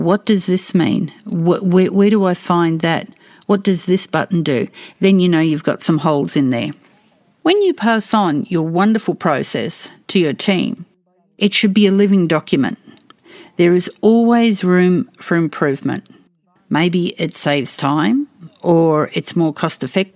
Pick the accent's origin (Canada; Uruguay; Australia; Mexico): Australia; accent: Australian English; I speak Australian English